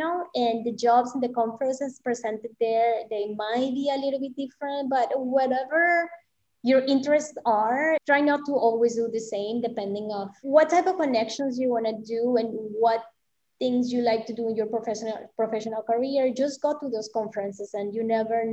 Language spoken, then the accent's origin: English; Mexico; moved away; I grew up in Mexico, so my Spanish is pretty it's pretty clean